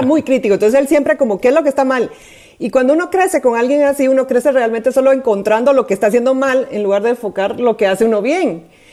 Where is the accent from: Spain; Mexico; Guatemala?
Guatemala; si me oyen el acento, es porque soy de Guatemala